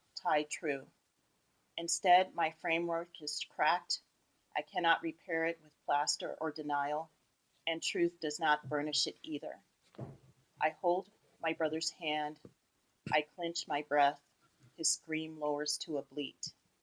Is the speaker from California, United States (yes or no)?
yes; Los Angeles, California, United States; growing up in Los Angeles